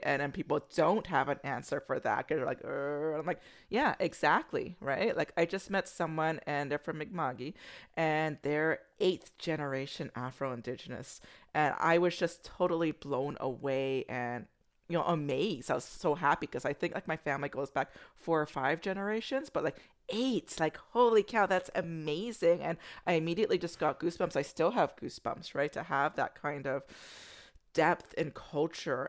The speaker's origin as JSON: {"language": "English", "country": "United States", "moved": "yes", "said": "I'm American"}